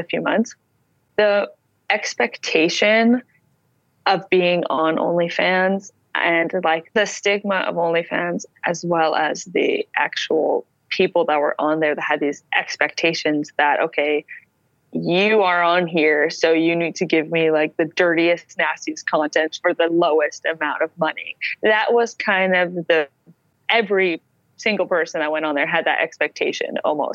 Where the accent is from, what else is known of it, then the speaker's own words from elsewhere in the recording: Canada; I'm a Canadian.